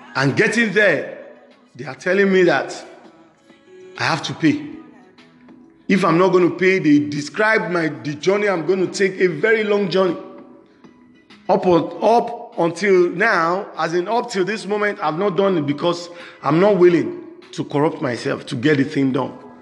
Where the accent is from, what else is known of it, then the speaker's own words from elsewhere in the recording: Nigeria; I'm a Nigerian